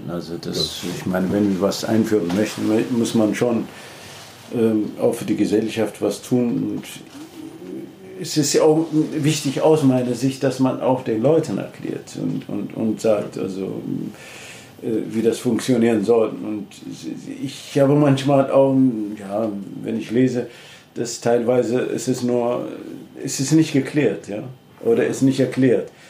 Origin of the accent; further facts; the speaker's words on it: Ethiopia; German is a second language; moved away as an adult; now in Germany; ich komme äh, ursprünglich aus Äthiopien, ich habe in Leipzig studiert und bin dann bis zu Professor jetzt nochmal geschafft.